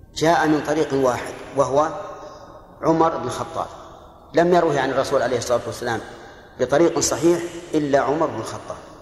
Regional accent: Saudi Arabia; هنا عندنا في، في السعودية

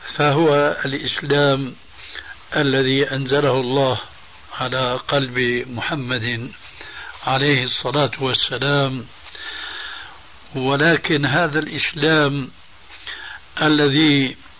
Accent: Syria; عندنا في سوريا

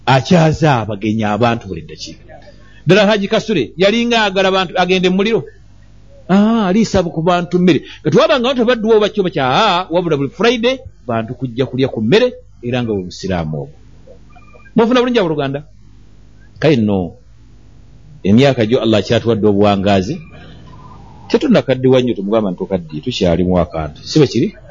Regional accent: Kampala, Central Region, Uganda; twakula eno yekawempe embogo

